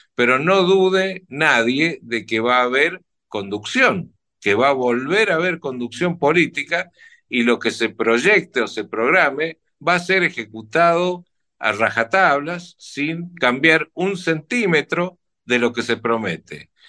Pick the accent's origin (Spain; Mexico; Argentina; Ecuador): Argentina; merecemos los argentinos